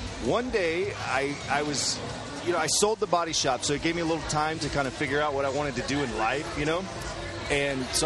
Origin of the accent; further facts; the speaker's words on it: Greenville, South Carolina, United States; moved away as an adult; now in Los Angeles, United States; I live in L.A. I'm from Greenville, South Carolina. I'm a country boy, but I've been in L.A. for about 4 years